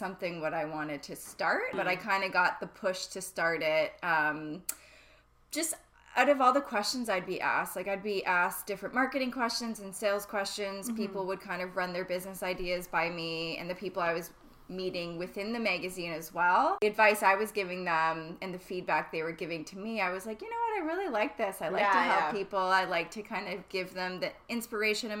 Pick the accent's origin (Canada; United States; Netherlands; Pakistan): Canada; Ontario; moved away as an adult; now in Vancouver, Canada; I'm originally from Ontario. I moved here about 5 years ago now